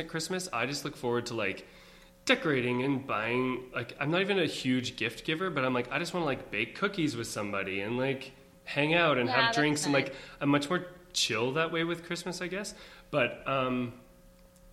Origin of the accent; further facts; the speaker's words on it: North Battleford, Saskatchewan, Canada; moved away as an adult; also born or lived in Winnipeg / Stratford; I grew up in North Battleford, Saskatchewan